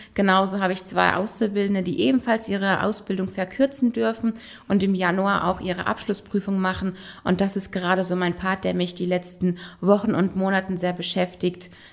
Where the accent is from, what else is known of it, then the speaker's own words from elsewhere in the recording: Frankenthal, Rhineland-Palatinate, Germany; Ich bin in Frankenthal geboren und aufgewachsen